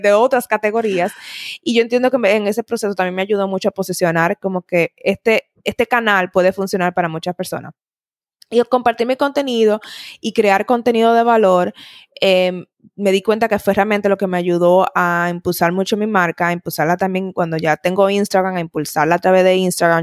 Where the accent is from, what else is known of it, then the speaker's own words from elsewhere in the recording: Dominican Republic; moved away as an adult; also born or lived in Italy; soy dominicana